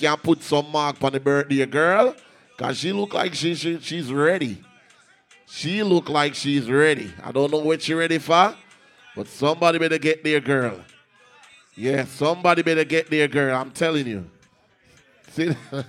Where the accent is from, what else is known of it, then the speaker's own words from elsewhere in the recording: Portmore, Saint Catherine, Jamaica; I'm from Portmore.